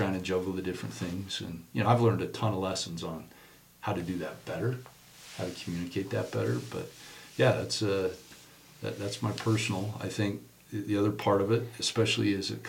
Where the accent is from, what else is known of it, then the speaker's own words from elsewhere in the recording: Murray, Utah, United States; I grew up in Murry, Utah